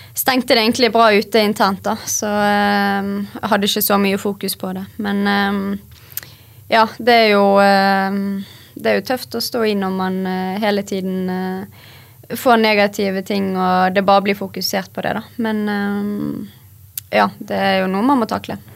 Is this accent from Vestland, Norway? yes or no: yes; Bergen, Vestland, Norway; Vi er jo bergensere